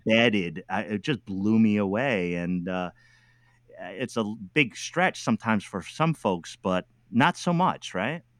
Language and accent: English; New England, United States; I'm from New England